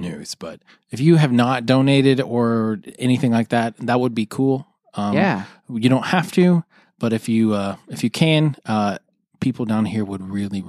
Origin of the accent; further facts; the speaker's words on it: Dallas, Texas, United States; now in Houston, United States; I'm from Dallas.